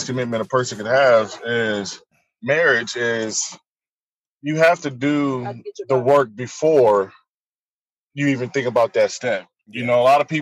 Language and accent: English; Akron, Ohio, United States; moved away as an adult; also born or lived in Lincoln, Nebraska; now in Nebraska, United States; I'm from Akron, Ohio